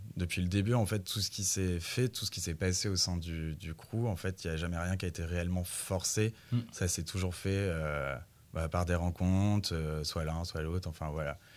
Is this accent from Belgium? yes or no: no; Bourges, Centre-Val de Loire, France; je viens de Bourges